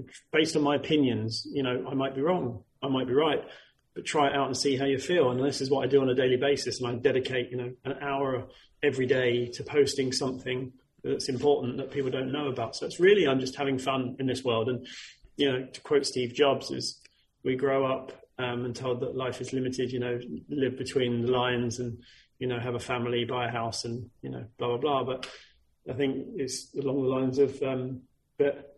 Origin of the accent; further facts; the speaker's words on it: United Kingdom; we're British